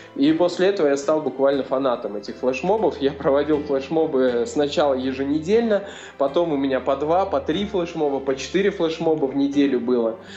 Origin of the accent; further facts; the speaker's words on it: Sosnovo, Leningrad Oblast, Russia; moved away as an adult; also born or lived in Razdolye; я родился в Ленинградской области, а, такой есть поселок Соснова, вот, это Приозерский район. И, собственно, до 17 лет, э, ну, вся моя жизнь э, про- прошла там